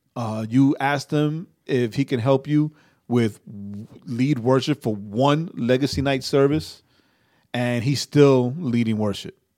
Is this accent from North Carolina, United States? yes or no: no; New York, United States; also born or lived in Puerto Rico; I'm a New Yorker